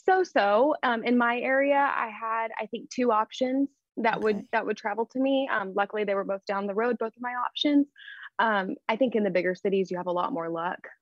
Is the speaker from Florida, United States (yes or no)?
no; Texas, United States; accent: Texas; I'm in Texas. I hope my accent doesn't come through. Just a smaller town here in Texas